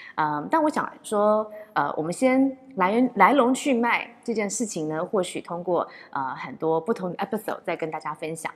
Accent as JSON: {"language": "Chinese", "country": "Taiwan", "said": "我是唯一来自台湾的"}